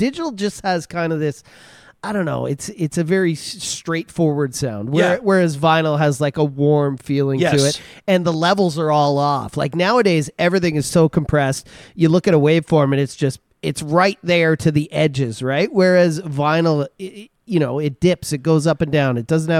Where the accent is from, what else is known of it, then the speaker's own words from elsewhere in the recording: Alberta, Canada; I'm just from Alberta.